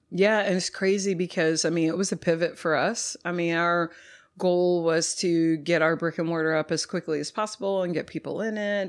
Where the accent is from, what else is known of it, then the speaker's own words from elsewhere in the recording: Dallas, Texas, United States; moved away as an adult; also born or lived in Louisiana / Austin, Texas; now in Houston, United States; I'm from North Dallas originally